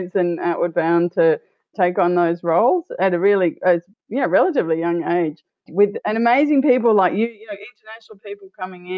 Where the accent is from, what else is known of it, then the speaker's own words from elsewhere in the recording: Australia; also born or lived in Costa Rica / Peru / Colombia; as an Australian